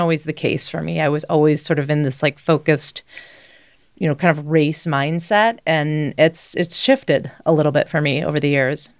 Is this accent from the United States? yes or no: yes; Midwest, United States; now in Boulder, United States; I grew up in the Midwest